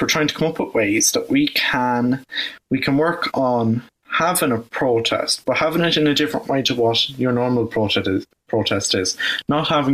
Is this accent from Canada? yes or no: no; Ireland; I'm actually from Roscommon, but I go to school in Athlone